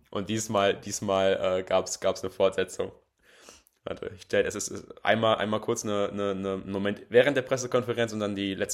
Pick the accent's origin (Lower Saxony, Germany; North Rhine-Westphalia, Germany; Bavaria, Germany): North Rhine-Westphalia, Germany; Bochum; ich gehe ehrlicherweise als Bochumer nicht davon aus, dass es bis zum Ende ähm, eng bleibt.